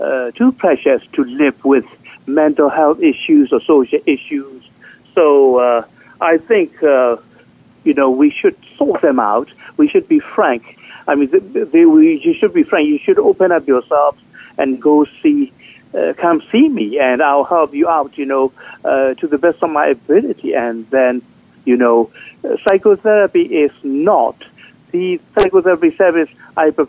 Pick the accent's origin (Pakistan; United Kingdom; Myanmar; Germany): Myanmar; moved away as an adult; also born or lived in Thailand; now in New York, United States; I was born and raised in Burma.